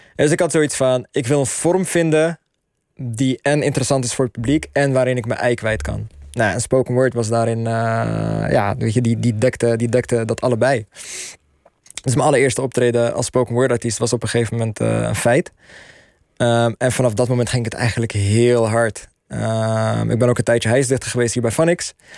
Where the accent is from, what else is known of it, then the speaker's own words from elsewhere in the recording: Netherlands; we zijn Marokkaans-Nederlandse millennials